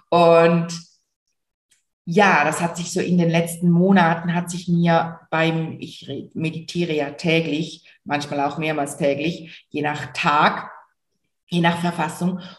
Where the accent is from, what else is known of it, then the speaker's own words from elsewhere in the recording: Switzerland; Und wie du vielleicht hörst, bestimmt hörst du es, komme ich aus der Schweiz, aus der wunder, wunderschönen Schweiz. Und ich habe hier in St. Gallen meine Praxis